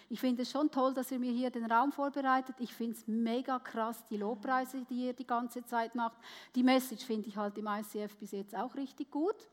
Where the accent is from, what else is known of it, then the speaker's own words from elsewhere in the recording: Switzerland; Ich wurde als Gastarbeiterkind geboren in der Schweiz. Meine Eltern waren Wirtschaftsflüchtlinge nach dem Zweiten Weltkrieg und ich durfte als Gast in einem ganz goldigen Heididorf aufwachsen.